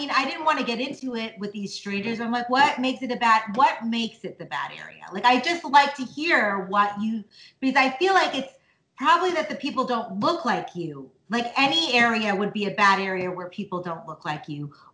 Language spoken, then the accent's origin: English; India; I'm from India